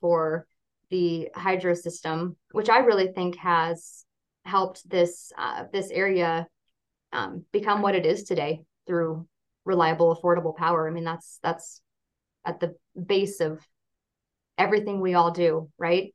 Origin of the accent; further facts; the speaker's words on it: Kalispell, Montana, United States; I was born in Kalispell. I am a third generation Flathead Valley